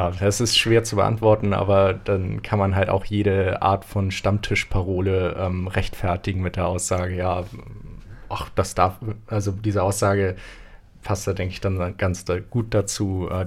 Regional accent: Hamburg, Germany; kann man, hm. glaube ich, als Hamburger auch nicht so ganz verstehen.

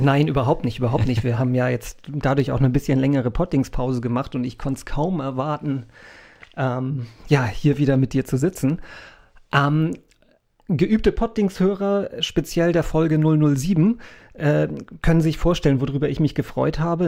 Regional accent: Hamburg, Germany; als Hamburger

